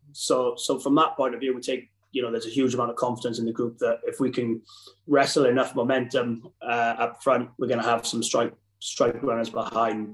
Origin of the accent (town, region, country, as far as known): Wales, United Kingdom